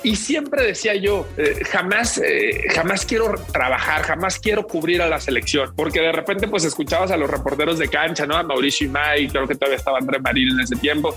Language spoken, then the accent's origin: Spanish; Guadalajara, Jalisco, Mexico; Yo en, un principio soy, soy de Guadalajara, nací en Jalisco